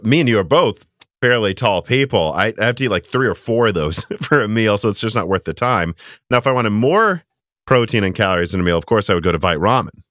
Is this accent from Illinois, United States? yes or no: yes; Illinois, United States; moved away; we grew up mostly in Illinois